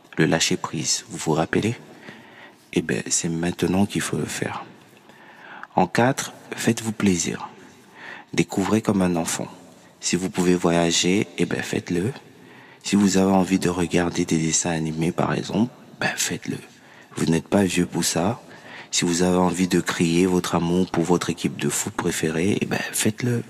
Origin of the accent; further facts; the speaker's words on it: Cameroon; chez moi au Cameroun